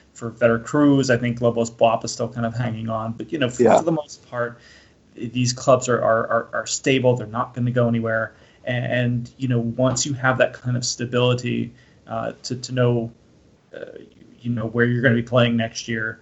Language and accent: English; Florida, United States; When I was a kid growing up in Florida